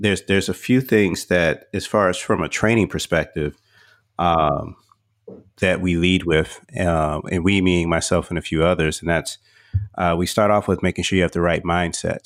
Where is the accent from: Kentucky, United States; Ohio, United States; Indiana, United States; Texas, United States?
Texas, United States; moved away; also born or lived in Atlanta; I grew up in Texas.